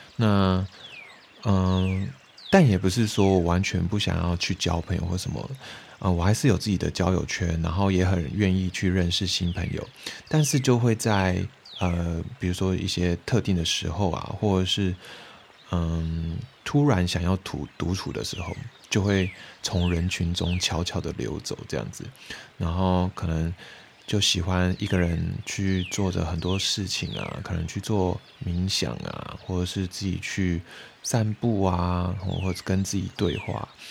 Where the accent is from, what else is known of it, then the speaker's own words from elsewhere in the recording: Taiwan; 偶尔会回到我的家乡，然后因为我以前是住在眷村嘛